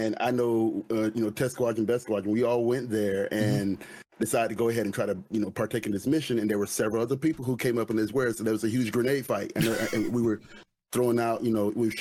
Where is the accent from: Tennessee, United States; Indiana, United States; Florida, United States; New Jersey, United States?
Florida, United States; I'm from Florida